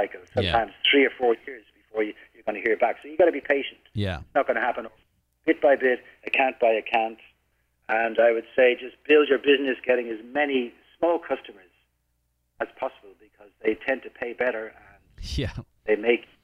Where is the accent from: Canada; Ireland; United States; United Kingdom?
Ireland; now in Philippines; being an Irish man